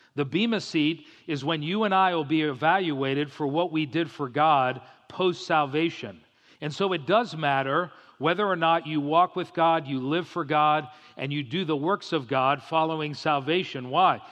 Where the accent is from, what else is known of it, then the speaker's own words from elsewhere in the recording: South Florida, United States; I grew up in South Florida